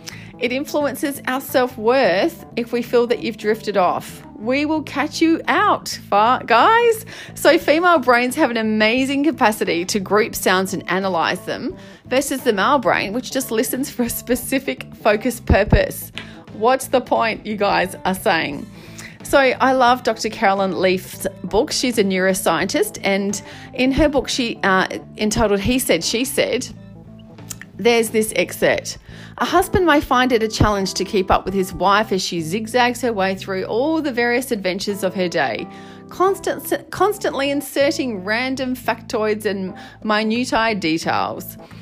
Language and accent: English; Australia; where I'm bravely journeying the world of being an Aussie male. And not just an Aussie male, but one in a relationship with a woman.